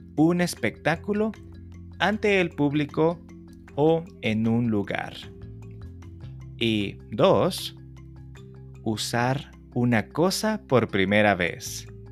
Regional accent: El Salvador; tiene que ver con una tradición en mi país

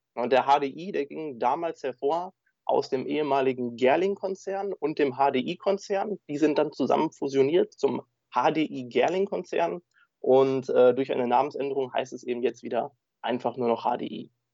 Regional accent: Dortmund, North Rhine-Westphalia, Germany; ich bin gebürtiger Dortmunder

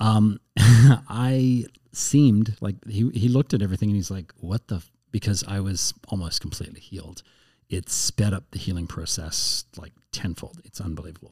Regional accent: Canada; also born or lived in United States / Edmonton; I'm Canadian, but I don't speak French at all.

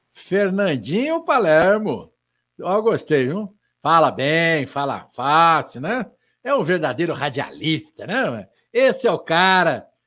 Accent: Spain; É, ele é italiano, eu sou espanhol, coisinha à toa, a gente está ali bem pertinho, né?

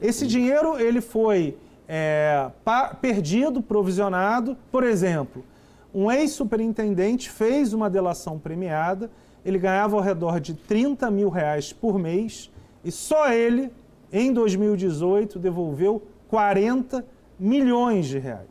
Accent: Rio de Janeiro, Brazil; also born or lived in São Paulo; now in Brasília, Brazil; eu sou carioca, morei 15 anos em São Paulo, estou há 3 anos em Brasília

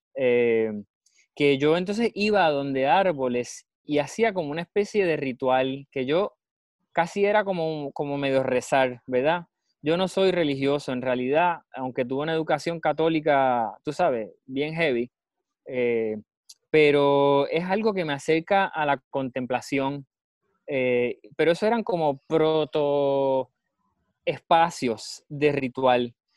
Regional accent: Puerto Rico; En nuestra historia puertorriqueña

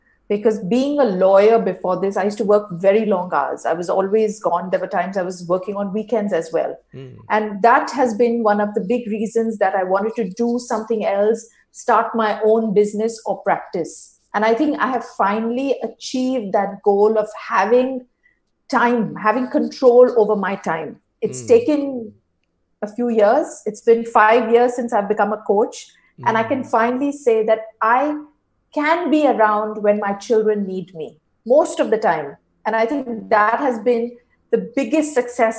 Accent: India; moved away as an adult; now in Singapore; I'm originally from India, and now I live in Singapore. I've been here since the last 7 years.

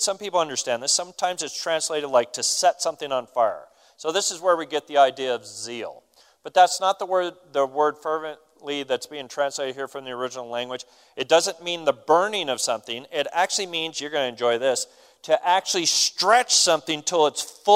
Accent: United States; We're American

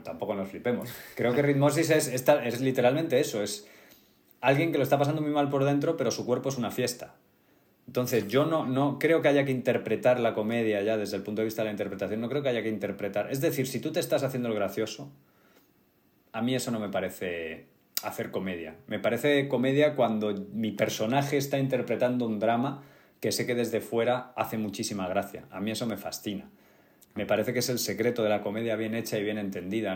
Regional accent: Getafe, Community of Madrid, Spain; now in Madrid, Spain; yo soy de Getafe

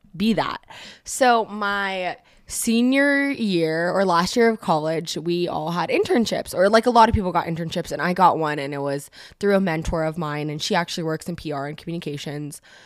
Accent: Bay Area, California, United States; moved away as an adult; I'm originally from the Bay Area and I moved down here specifically to go to school

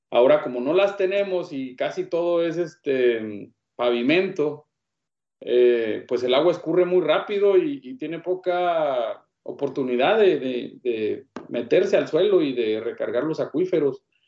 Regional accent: Hidalgo del Parral, Chihuahua, Mexico; also born or lived in El Paso, Texas; yo soy nativo del estado de Chihuahua, soy originario de, de Parral.

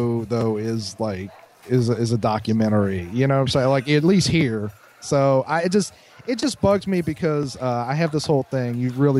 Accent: the South, United States; Well, I am from the South.

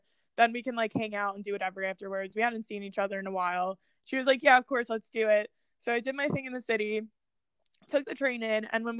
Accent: New Jersey, United States; I'm from Jersey

